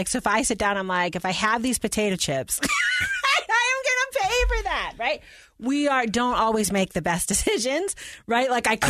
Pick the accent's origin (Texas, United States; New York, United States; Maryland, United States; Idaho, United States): New York, United States; But you know, I'm not from Chicago. I'm actually a New York Giants fan